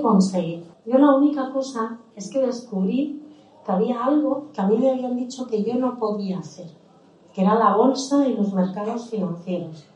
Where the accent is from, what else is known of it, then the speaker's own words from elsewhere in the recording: Málaga, Andalusia, Spain; daba cursos de sevillana en la iglesia de mi barrio en El Palo porque yo nací en Málaga